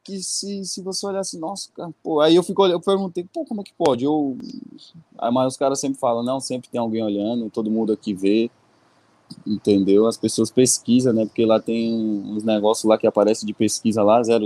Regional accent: Arapiraca, Alagoas, Brazil; moved away as an adult; also born or lived in Portugal; eu nasci cresci aqui em Arapiraca e agora eu tô aqui em Arapiraca, né, no momento.

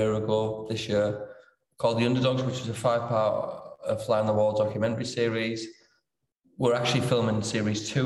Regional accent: Middlesbrough, North East England, United Kingdom; I'm from Middlesbrough. Well, from Winniebanks, that's in Middlesbrough. Important to get that bit in TS5.

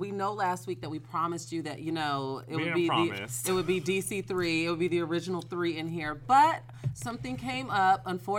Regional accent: Chicago suburbs, Illinois, United States; I'm from the burbs.

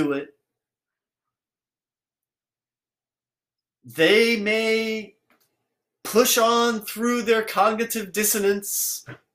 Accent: United States; I didn't choose to be born here, but I'm American

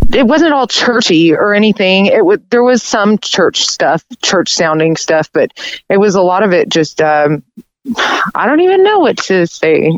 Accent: Conway, Arkansas, United States; also born or lived in Little Rock, Arkansas; I grew up in Conway

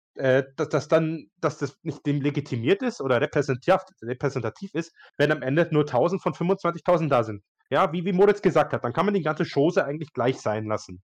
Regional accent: Bayreuth, Bavaria, Germany; ich komme ja aus Bayreuth

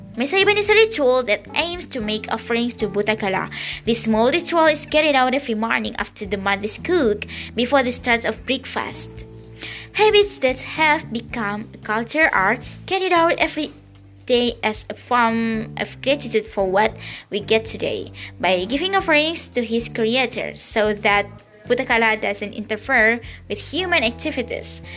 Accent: Bandung, West Java, Indonesia; I'm from Bandung

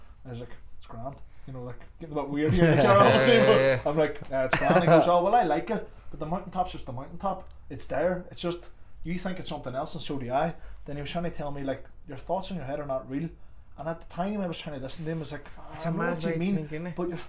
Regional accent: Derry, Northern Ireland, United Kingdom; also born or lived in Tallaght / Clondalkin; now in Dublin, Ireland; I'm from Derry and you're from Dublin

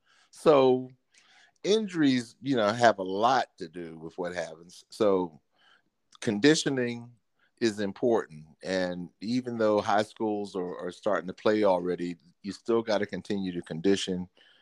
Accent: Baltimore, Maryland, United States; I'm born and raised in Baltimore.

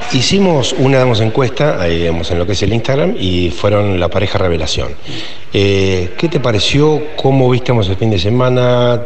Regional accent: Tandil, Buenos Aires Province, Argentina; somos de acá de Tandil

